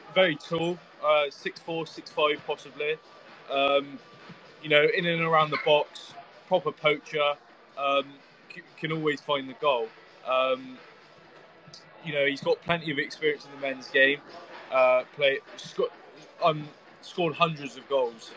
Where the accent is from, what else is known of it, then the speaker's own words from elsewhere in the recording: Melksham, South West England, United Kingdom; I'm I'm from Melksham